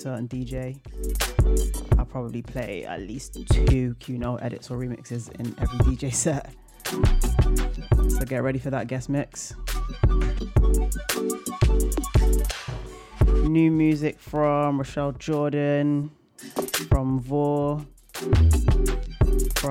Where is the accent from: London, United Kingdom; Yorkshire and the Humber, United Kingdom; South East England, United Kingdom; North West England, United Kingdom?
North West England, United Kingdom; Manchester; Manchester, my hometown